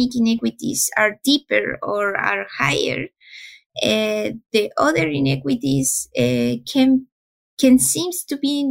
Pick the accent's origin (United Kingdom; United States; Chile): Chile; I'm from Chile and I'm a pharmacist